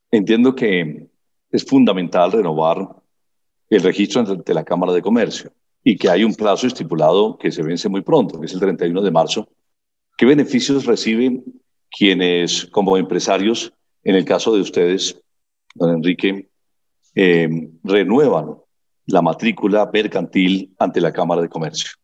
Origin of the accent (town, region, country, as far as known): Colombia